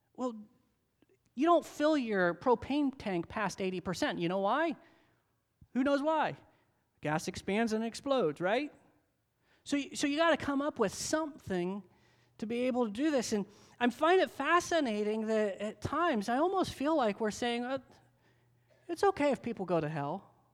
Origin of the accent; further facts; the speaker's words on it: United States